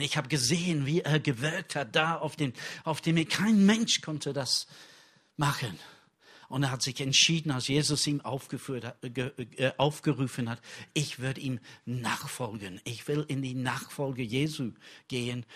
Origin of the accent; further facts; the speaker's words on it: England, United Kingdom; German is a second language; now in Germany; für mich als Engländer